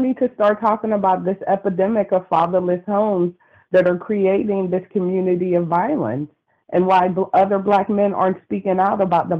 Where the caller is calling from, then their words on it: California, United States; Hi, this is … calling from California.